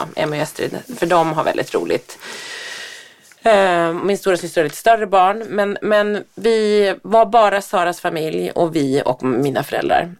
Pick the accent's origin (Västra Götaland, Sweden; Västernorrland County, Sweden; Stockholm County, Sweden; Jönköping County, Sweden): Västernorrland County, Sweden; Härnösand; moved away; Härnösand där jag kommer ifrån, där min mamma och pappa bor